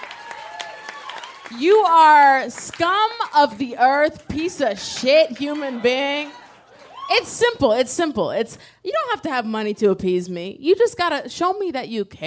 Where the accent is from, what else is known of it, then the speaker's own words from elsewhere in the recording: Nebraska, United States; I'm from Nebraska